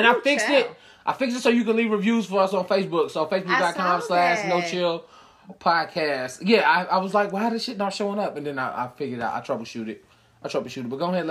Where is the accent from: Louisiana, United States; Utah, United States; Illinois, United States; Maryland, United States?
Illinois, United States; Chicago; I'm from Chicago.